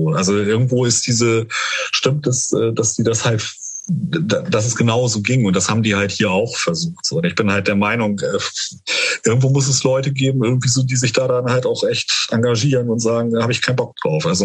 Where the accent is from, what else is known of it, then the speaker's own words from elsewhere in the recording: Dörverden, Lower Saxony, Germany; Also ich, ich komme ja ursprünglich aus, aus Dörferden-Barme